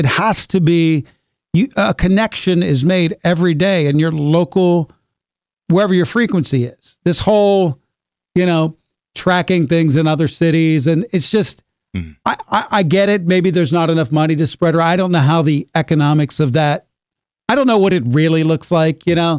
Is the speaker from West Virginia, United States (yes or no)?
yes; West Virginia, United States; My whole life, it's been trying to get rid of affects. You know? I mean, I grew up in West Virginia.